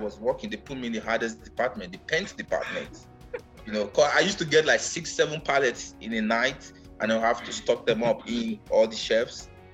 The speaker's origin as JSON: {"language": "English", "country": "Nigeria", "moved": "as an adult", "lives_now": "Las Vegas, United States", "said": "\"Where are you from?\" I was like, \"Nigeria.\""}